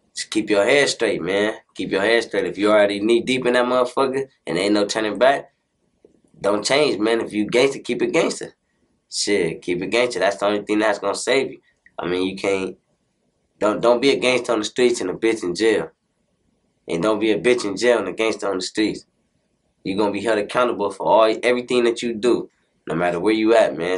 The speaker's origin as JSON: {"language": "English", "town": "Compton", "region": "California", "country": "United States", "said": "I'm from Chester Avenue"}